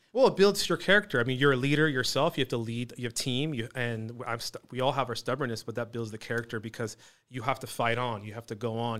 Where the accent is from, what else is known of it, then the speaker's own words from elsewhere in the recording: Fountain Valley, California, United States; also born or lived in Newport Beach / Iran (ancestry); I'm originally Iranian, but I was born and raised here